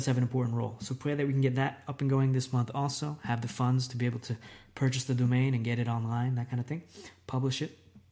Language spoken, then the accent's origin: English; United States; moved away as an adult; now in Italy; I'm an American